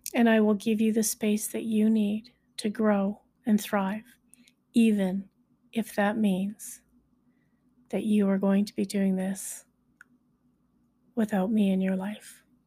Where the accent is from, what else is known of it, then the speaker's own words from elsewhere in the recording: High River, Alberta, Canada; I was born in High River, Alberta, so I am a High Riverite.